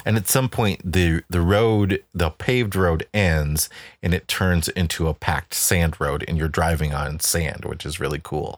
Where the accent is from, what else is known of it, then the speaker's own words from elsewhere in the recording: Chicago, Illinois, United States; we come from Chicago, which is right by Indiana